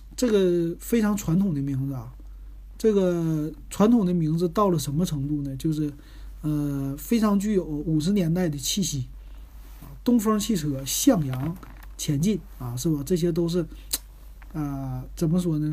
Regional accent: Northeast China, China; now in Shanghai, China; 我作为东北人

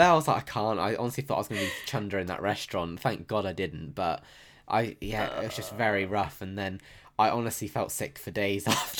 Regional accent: South West England, United Kingdom; See, I forgot where I'm from, clearly, because, you know, I'm from Devon. So, I mean, I am as common as they come.

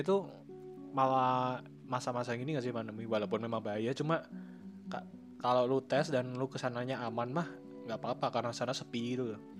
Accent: Central Java, Indonesia; gue kan orang Jawa Tengah

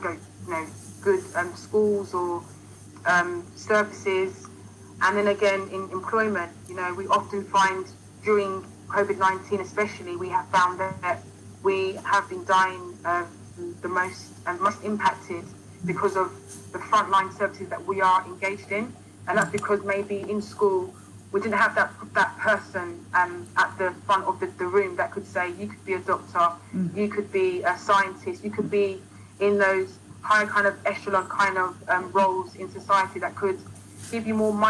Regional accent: United Kingdom; I'm a Ghanaian diaspora, born in the UK

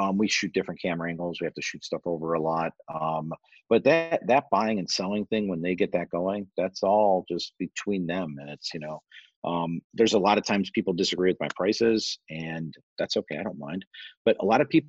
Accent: Orland Park, Illinois, United States; I grew up in Orland Park

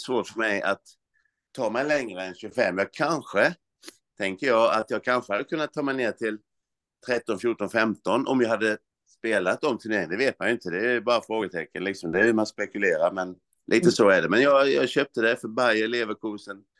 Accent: Olofström, Blekinge, Sweden; now in Växjö, Sweden; jag sysslade ju hemma i Olofström, det var ju sjuan, åttan, nian framförallt, eh, alla idrotter

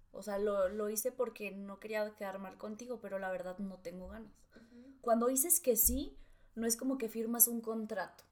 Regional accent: Cananea, Sonora, Mexico; moved away; mi pueblo, a Cananea

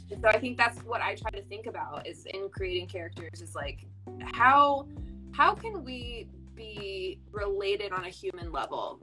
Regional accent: Fresno, California, United States; I'm from Central California, Fresno, so uh, did some local theater there

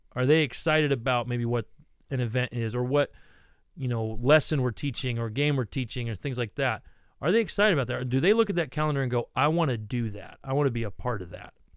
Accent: Ohio, United States; I grew up in Ohio

